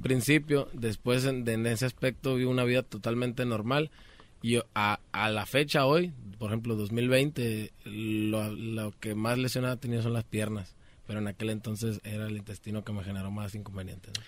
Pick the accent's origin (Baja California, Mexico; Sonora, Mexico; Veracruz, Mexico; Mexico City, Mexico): Sonora, Mexico; also born or lived in Culiacán, Sinaloa; Yo nací en Culiacán, Sinaloa también, ah, pero soy criado en Sonora